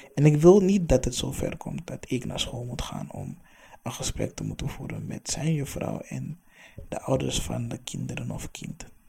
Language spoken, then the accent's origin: Dutch; Amsterdam, North Holland, Netherlands; also born or lived in Hoofddorp; Ik ben opgegroeid in de Belmer, Amsterdam Zuidoost